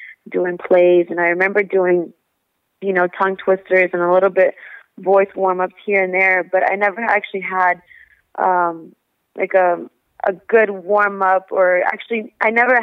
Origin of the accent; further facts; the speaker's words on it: Texas, United States; also born or lived in Monterrey, Mexico; my family is from Monterrey, Mexico. And my mother came here when she was pregnant with me, and I was born in Texas